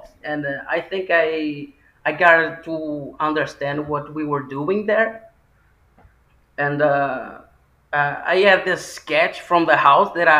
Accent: Porto, Norte, Portugal; I am from the north. I am from Porto.

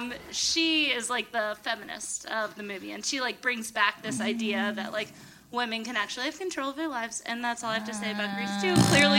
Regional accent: Midwest, United States; I grew up in the Midwest

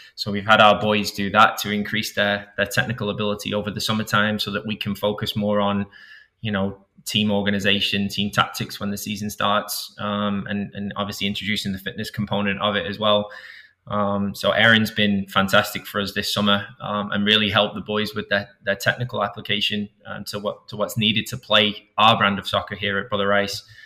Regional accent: Manchester, North West England, United Kingdom; moved away; I was raised in Manchester

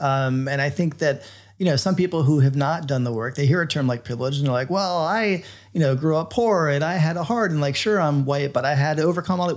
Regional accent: Florida, United States; I grew up in Florida

